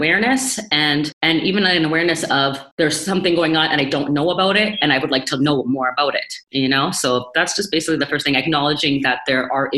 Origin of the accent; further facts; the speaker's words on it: Toronto, Ontario, Canada; I was born in Toronto, oldest of four kids. I went to Catholic school my whole life in North York, in York Region.